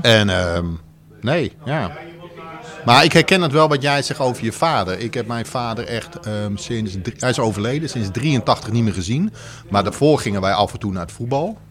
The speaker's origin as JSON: {"language": "Dutch", "region": "Maarssen area near Utrecht", "country": "Netherlands", "tie": "born or raised there", "also_born_or_lived": "Alkmaar", "moved": "yes", "said": "ik ben hier op een kilometer van 10 vandaan geboren."}